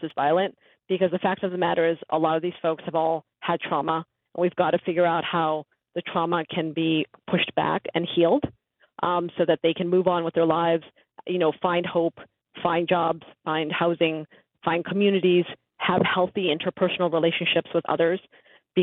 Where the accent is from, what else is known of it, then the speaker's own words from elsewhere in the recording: New York City, New York, United States; I grew up in Woodside, Queens